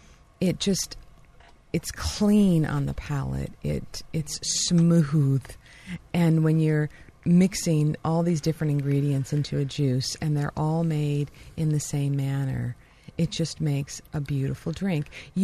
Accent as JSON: {"language": "English", "region": "New York", "country": "United States", "said": "I came from New York, and that's where I got my cold-pressed juice and fell in love with it."}